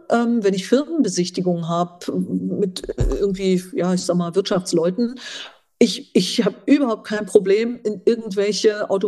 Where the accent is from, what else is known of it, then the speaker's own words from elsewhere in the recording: eastern Germany, Germany; meine, ich habe eine ostdeutsche Sozialisation.